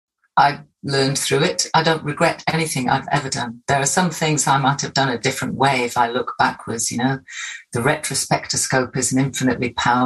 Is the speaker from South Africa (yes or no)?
no; Hartlepool, North East England, United Kingdom; moved away; Yeah, I was born in Hartlepool, born and brought up in the northeast of England. I'm very proud of that. It's still very much something that I have as part of my sense of identity. I am from the northeast, and I'm very proud to be back here, part of that diaspora.